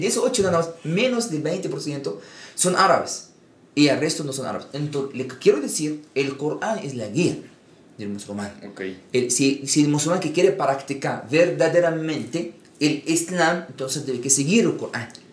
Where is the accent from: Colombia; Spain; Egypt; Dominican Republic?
Egypt; moved away as an adult; now in Mexico; yo nací en Egipto, aquí yo vivo en América Latina 7, 8 años